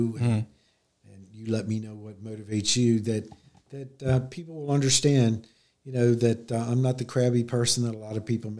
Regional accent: Prospect Park, Pennsylvania, United States; now in Dover, United States; I grew up in a town called Prospect Park, which is 7 miles between Philadelphia and Chester

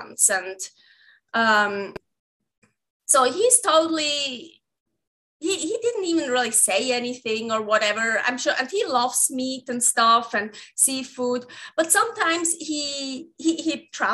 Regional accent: Switzerland; English is a second language; moved away as an adult; now in Reno, United States; I have an accent. So I'm from Switzerland

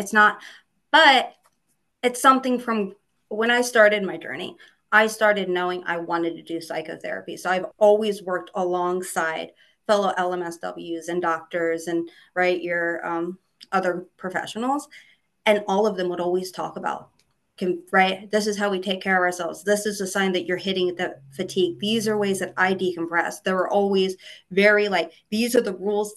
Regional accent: Aberdeen, Maryland, United States; I grew up in Aberdeen, which is right, Aberdeen Proving Ground.

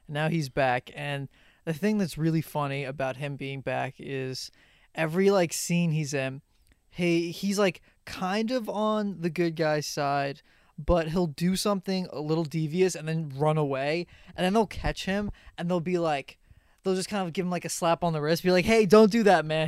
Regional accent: Long Island, New York, United States; we're both from Long Island.

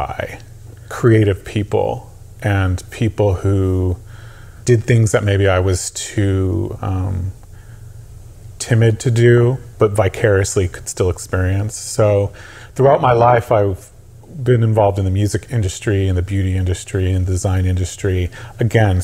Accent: Los Angeles, California, United States; now in Kingston, United States; I grew up in Los Angeles, California

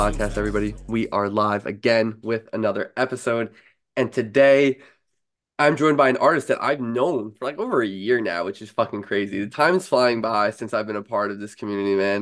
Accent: New York, United States; as a New Yorker here

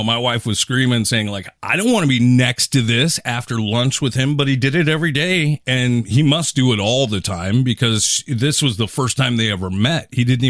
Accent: Seattle, Washington, United States; In the 90s, growing up in Seattle

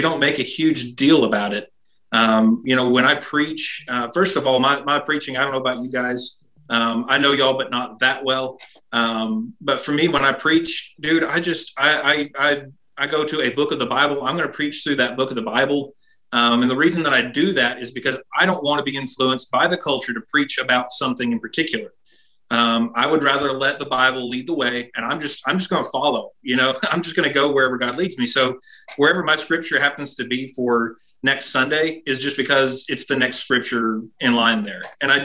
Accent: United States; I'm proud to be an American

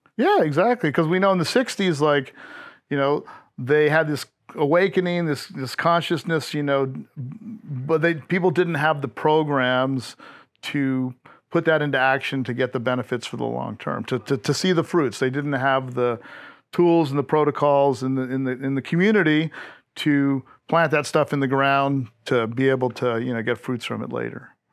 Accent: Hawaii, United States; moved away as an adult; also born or lived in Panama / Fort Ord; now in Austin, Texas, United States; I grew up in Hawaii where cannabis and mushrooms were decriminalized back in the seventies

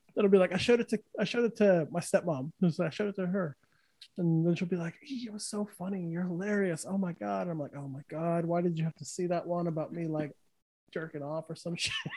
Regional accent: New Mexico, United States; moved away; I grew up in New Mexico, so everyone where I was from was either a Bronco fan or a Cowboy fan

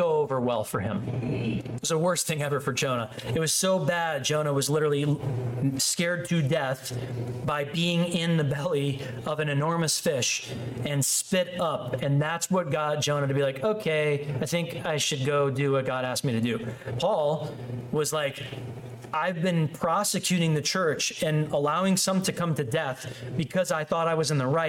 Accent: Chicago, Illinois, United States; the church I grew up in Chicago

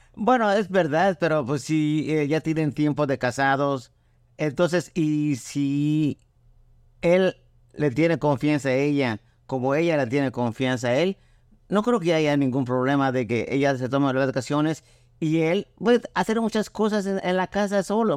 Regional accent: Cuernavaca, Morelos, Mexico; moved away as an adult; now in United States; de chiquito, a los dos años, mi, mi, papá nos llevó a la ciudad que es Cuernavaca, Morelos. Ahí crecí hasta los 23 años

